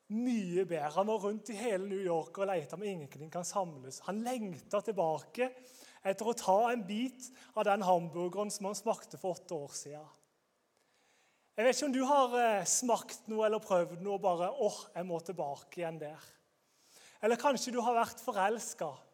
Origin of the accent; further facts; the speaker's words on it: Grimstad, Agder, Norway; Jeg er fra Grimstad.